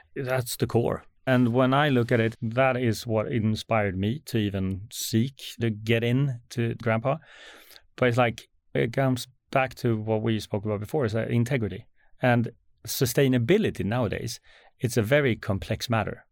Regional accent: Sweden; as a Swede

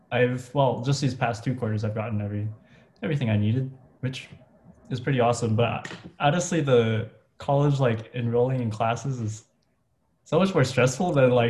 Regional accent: Philippines; okay, I'm Filipino, but I don't really know mm-hmm. that much about

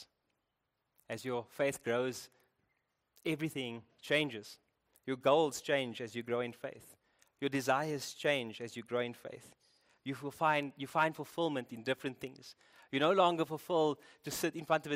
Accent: Cape Town, Western Cape, South Africa; I'm from Cape Town. You can hear

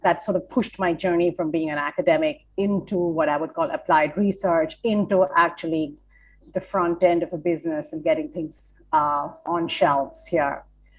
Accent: India; now in United States; Yes, I am from India. My first foot into the U.S. was Vermont.

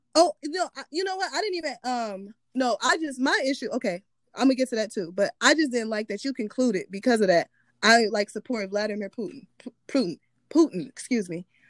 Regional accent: United States; born or raised there

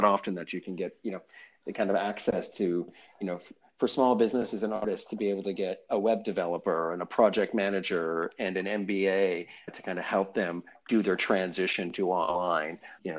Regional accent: Stratford, Ontario, Canada; I'm from Stratford, Ontario. Nope. Great little town.

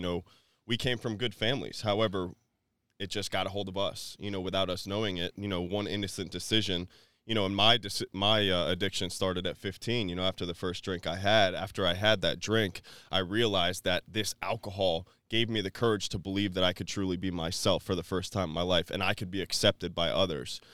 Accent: New Port Richey, Florida, United States; I was raised in Newport Richey, Florida

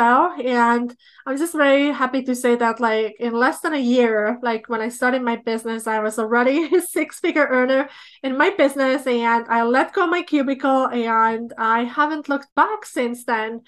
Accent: Estonia; moved away as an adult; now in Minnesota, United States; I was born in Soviet Union, but I grew up in Republic of Estonia.

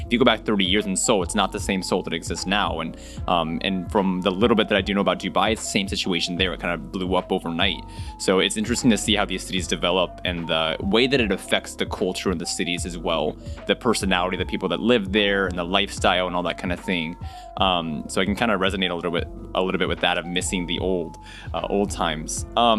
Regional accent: Okinawa, Japan; born there; I remember I was born in Okinawa, Japan

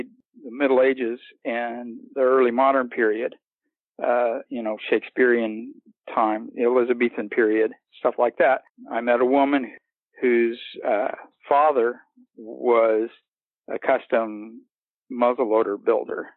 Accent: Missouri, United States; moved away as an adult; also born or lived in Central Florida; now in Florida, United States; I'm in Florida now. I grew up in Missouri, and I moved here about 9 years ago.

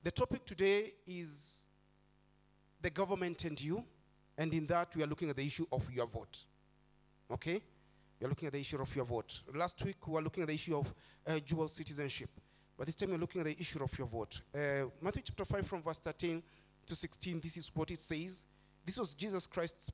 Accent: Nairobi, Kenya; I'm born and bred in Eastlands

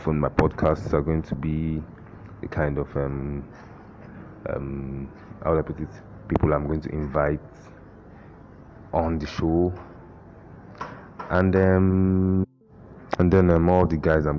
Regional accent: Abia, Nigeria; also born or lived in Lagos; now in Owerri, Nigeria; I am from Abia. I live in Owerri, but right now I'm in Lagos.

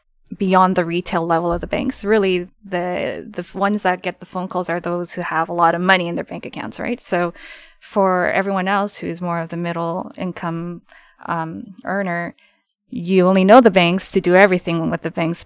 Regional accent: Canada; And I was born and raised in Canada for the most part, so.

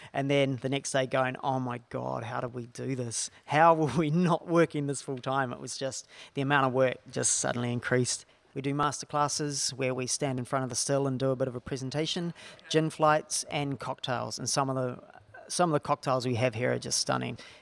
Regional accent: New Zealand; now in Australia; I'm from a small town in New Zealand

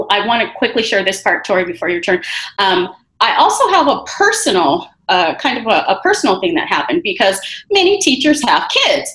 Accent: Rialto, California, United States; I grew up in Rialto, but I work in Colton because I want to work close to my community

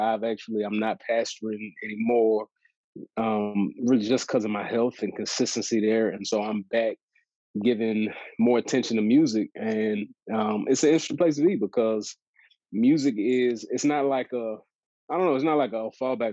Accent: Dallas, Texas, United States; I moved to Dallas and uh, have been, you know, this is where I grew up, and so that's been yeah. cool to be be back in my my hometown

